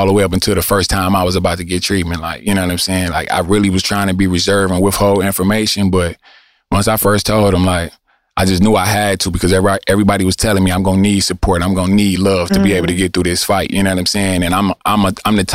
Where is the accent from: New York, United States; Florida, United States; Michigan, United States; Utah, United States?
Michigan, United States; Detroit; I'm from Eastside Detroit